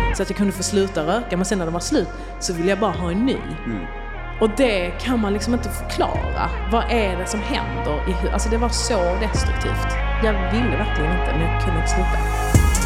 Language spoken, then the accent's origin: Swedish; Arlöv, Skåne, Sweden; also born or lived in Yugoslavia; Så jag är uppväxt i Arlöv utanför Malmö i en liten familj.